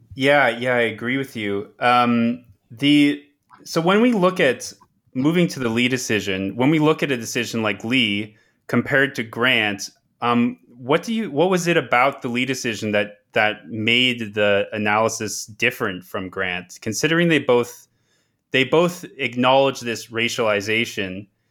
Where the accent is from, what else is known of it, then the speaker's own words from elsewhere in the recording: Toronto, Ontario, Canada; moved away; also born or lived in Manitoba; I am currently at the University of Manitoba and I am also from Toronto